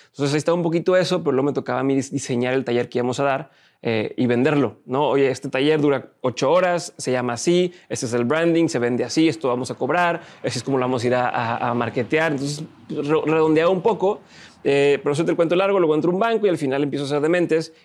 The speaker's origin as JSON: {"language": "Spanish", "town": "Monterrey", "region": "Nuevo León", "country": "Mexico", "tie": "born or raised there", "also_born_or_lived": "Torreón", "said": "De aquí de Monterrey"}